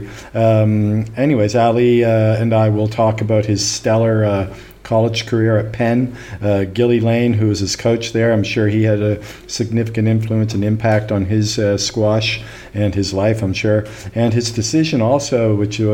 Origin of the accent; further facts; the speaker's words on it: Canada; I'm Canadian